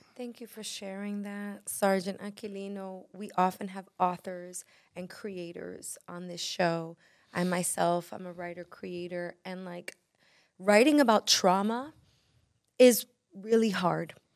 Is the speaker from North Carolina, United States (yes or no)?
no; New York City, New York, United States; I'm from Brooklyn